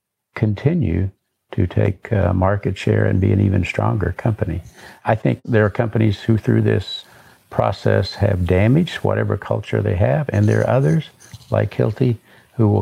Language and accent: English; Eureka Springs, Arkansas, United States; moved away; back home where I grew up in Northwest Arkansas